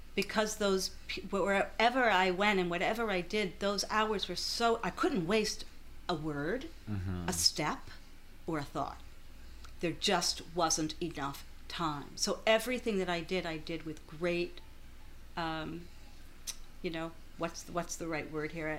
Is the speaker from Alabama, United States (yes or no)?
no; Louisville, Kentucky, United States; now in Philadelphia, United States; my hometown, Louisville, Kentucky